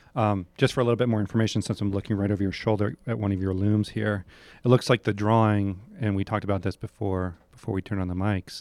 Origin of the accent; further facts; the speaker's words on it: New Hampshire, United States; I'm from New Hampshire